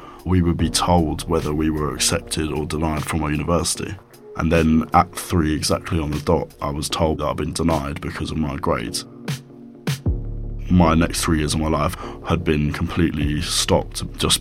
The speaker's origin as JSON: {"language": "English", "town": "Brighton", "region": "South East England", "country": "United Kingdom", "said": "I'm 18 years old and I'm from Brighton."}